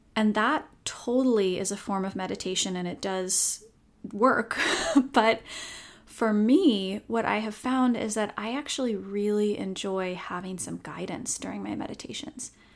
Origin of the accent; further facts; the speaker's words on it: Seattle, Washington, United States; I'm born and raised in Seattle, but have lived elsewhere at different points in my life